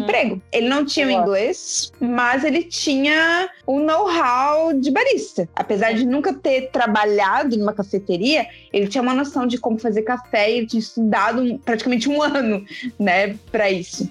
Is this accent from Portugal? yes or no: no; Curitiba, Paraná, Brazil; moved away as an adult; also born or lived in Florianópolis, Santa Catarina; Eu sou de Curitiba, mas eu morava em Floripa